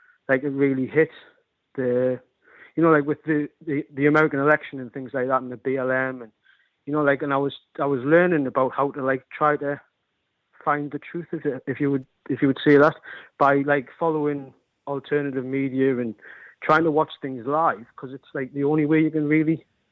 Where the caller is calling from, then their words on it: North East England, United Kingdom; I'm calling from the northeast.